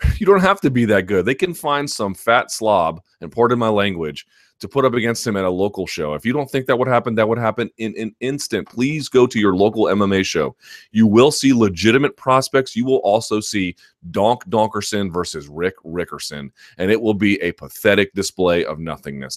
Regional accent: South Georgia, United States; moved away; I grew up in South Georgia for a, a portion of my life

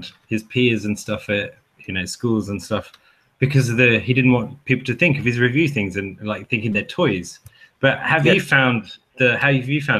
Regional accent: Perth, Western Australia, Australia; moved away; I grew up in Perth

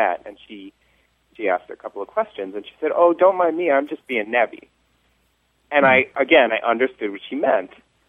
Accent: New York, United States; also born or lived in Chicago; now in Pittsburgh, United States; So I'm from New York originally, and we say, like, use a lot.

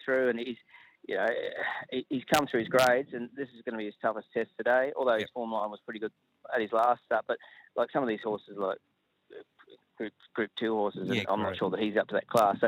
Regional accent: Ballarat, Victoria, Australia; it's still my hometown.

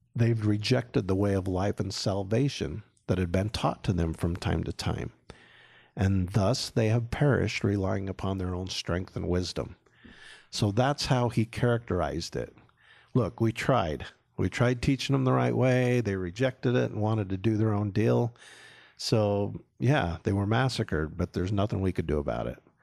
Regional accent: Syracuse, Utah, United States; I grew up in Syracuse, Utah, country kid, went to Clearfield High, University of Utah

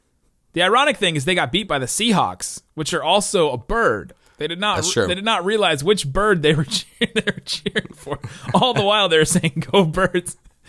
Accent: Cincinnati, Ohio, United States; we grew up in the Cincinnati area.

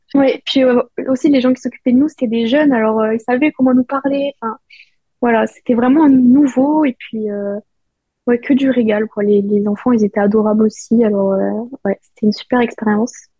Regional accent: Perpignan, Occitania, France; moved away as an adult; also born or lived in Nancy, France; now in Terrassa, Spain; je suis née à Nancy, donc, euh, dans l'Est de la France. Et très vite, j'ai déménagé à Perpignan, vers mes deux ans, trois ans. Et c'est là où j'ai commencé la danse

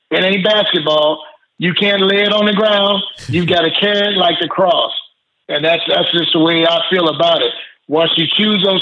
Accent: Mississippi, United States; moved away; also born or lived in Los Angeles, California; I was I was growing up in Mississippi at that time.

